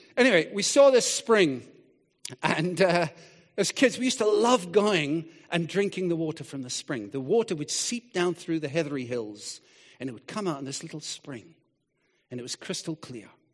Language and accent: English; Scotland, United Kingdom; moved away; I grew up in Scotland, and, uh, we lived by the sea